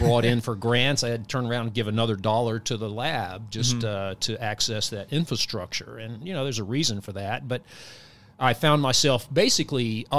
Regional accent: Tunica, Lula, Rich area, Mississippi, United States; moved away as an adult; also born or lived in Clarksdale, Mississippi / Austin, Texas / Washington State; now in Huntsville, United States; I was born and raised in Mississippi, born in Clarksdale, Mississippi, grew up in the Tunica, Lula Rich area.

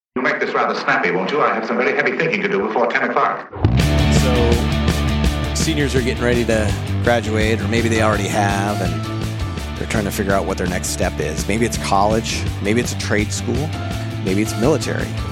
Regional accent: Marshalltown, Iowa, United States; moved away; my hometown of Marshalltown, Iowa.

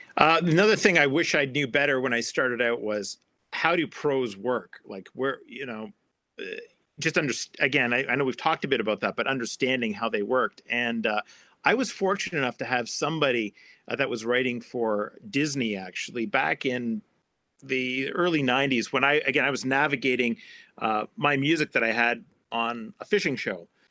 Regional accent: Canada; I'm a Canadian

